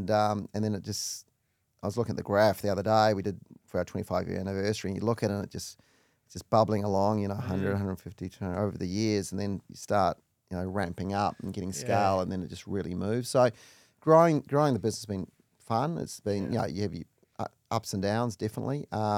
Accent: Auckland, New Zealand; So I grew up in Auckland in New Zealand, one of four parents.

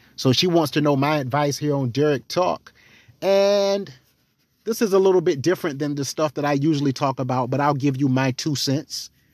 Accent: the South, United States; I'm from the South.

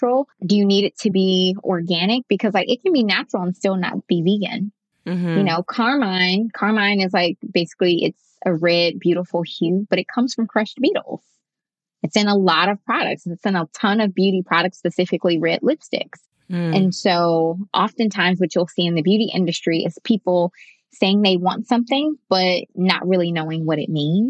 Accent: Detroit, Michigan, United States; I'm from Detroit. I live in Detroit

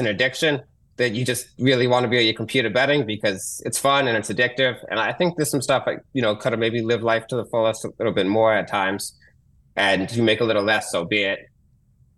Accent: Boston, Massachusetts, United States; moved away as an adult; also born or lived in San Diego; now in New York, United States; I grew up in Boston and I live in New York now, but I lived in San Diego

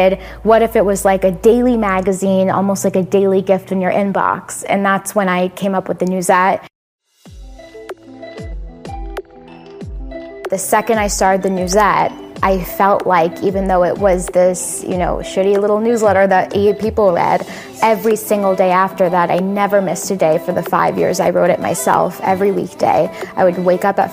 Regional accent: Florida, United States; I'm from Florida

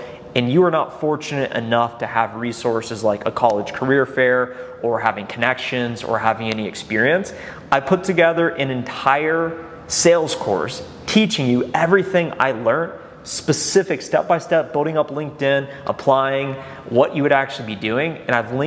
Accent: Columbus, Ohio, United States; also born or lived in Athens, Ohio; And I grew up in Columbus

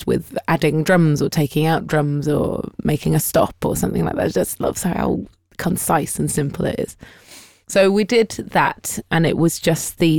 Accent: United Kingdom; we are British

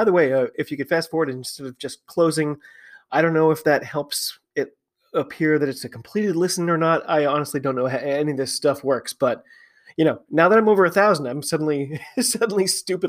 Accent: United States; I'm an American rugby fan who follows the game all over the globe.

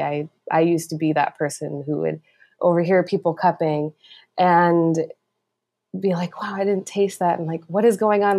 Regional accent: East Coast, United States; moved away as an adult; now in Oakland, United States; I'm originally from the East Coast, and I moved across the country without real plan

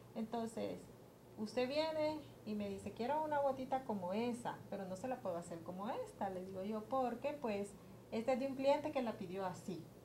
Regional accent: Honduras; nos ha sido un poco difícil como hondureños

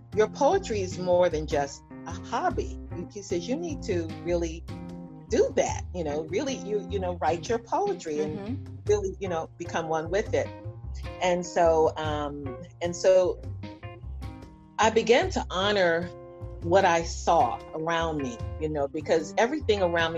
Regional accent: South Carolina, United States; moved away; also born or lived in Dallas, Texas; I'm a Geechee, you know, I'm from South Carolina

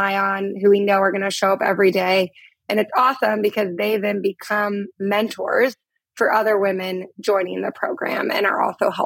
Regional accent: Portland, Oregon, United States; moved away as an adult; also born or lived in Uganda; Portland, Oregon is my hometown

